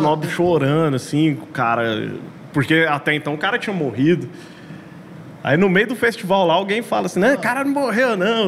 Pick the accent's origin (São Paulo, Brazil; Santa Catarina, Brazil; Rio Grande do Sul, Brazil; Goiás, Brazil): Goiás, Brazil; Goiânia; você é de onde? Goiânia